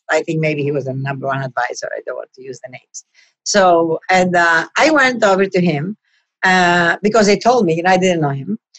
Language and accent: English; Greece; moved away as an adult; now in New York, United States; We have the same people in the kitchen since eight and a half years ago, almost nine now, that since I came from Greece.